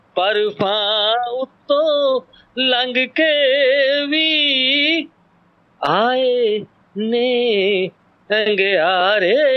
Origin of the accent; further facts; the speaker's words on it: near Nakodar, Punjab, India; ਮੇਰਾ ਪਿੰਡ ਨਕੋਦਰ ਦੇ ਕੋਲ